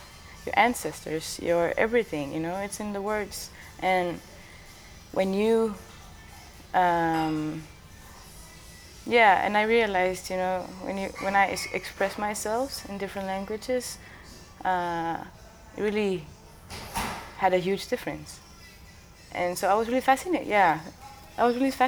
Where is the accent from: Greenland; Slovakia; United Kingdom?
Greenland; I was born and raised in Greenland, and I grew up speaking three languages all the time